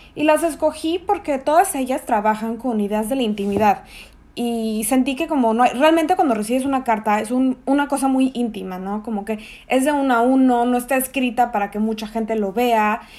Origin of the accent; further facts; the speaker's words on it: Mexico City, Mexico; moved away as an adult; also born or lived in Tamaulipas; now in Chicago, United States; soy mexicana, chilanga de corazón pese a que estoy registrada en Tamaulipas